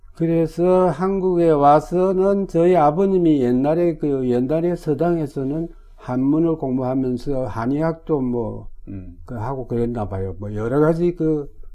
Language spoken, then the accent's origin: Korean; Sangju, North Gyeongsang, South Korea; moved away; also born or lived in Jinyeong, South Gyeongsang / Tokyo, Japan; 제가 상주 사람이에요.